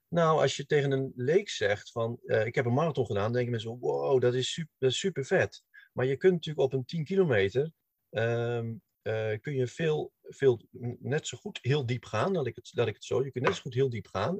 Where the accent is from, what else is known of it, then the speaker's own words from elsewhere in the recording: Hilversum, North Holland, Netherlands; ik kom uit Hilversum.